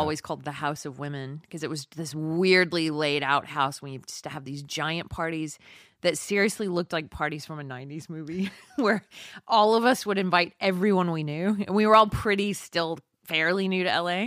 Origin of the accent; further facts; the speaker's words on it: Texas City, Texas, United States; moved away; also born or lived in Austin, Texas; I'm from Texas City